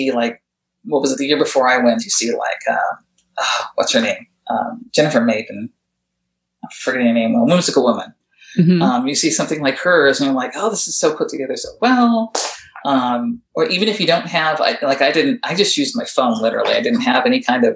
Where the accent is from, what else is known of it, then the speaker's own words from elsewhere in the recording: Southern California, United States; I grew up out here in Southern California in kind of a rural area.